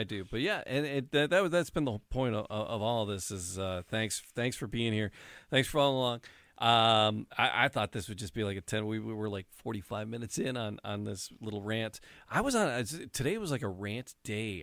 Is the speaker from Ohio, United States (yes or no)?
no; Detroit, Michigan, United States; I grew up in the city. I was born, raised in the city